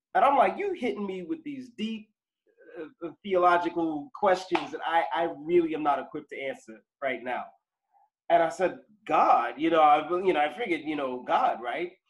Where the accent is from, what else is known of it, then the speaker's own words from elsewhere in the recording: Boston, Massachusetts, United States; I was born here in Boston um, in the 70s